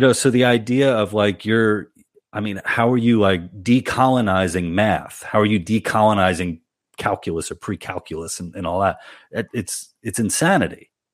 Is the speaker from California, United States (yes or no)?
no; New York City, New York, United States; I went to public school in Queens. I grew up in in Woodside